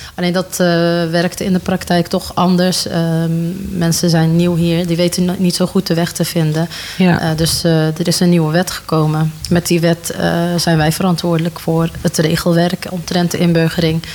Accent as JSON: {"language": "Dutch", "town": "'s-Hertogenbosch", "region": "North Brabant", "country": "Netherlands", "tie": "born or raised there", "said": "ik eh, ben eh, geboren en opgegroeid in Den Bosch"}